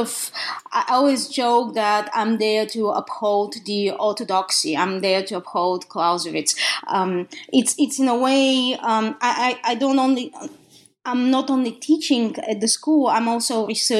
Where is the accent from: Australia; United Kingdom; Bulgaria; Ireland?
Bulgaria; English is a second language; moved away as an adult; now in United States; as you can hear from my accent, I was born in the country of Bulgaria, in Eastern Europe.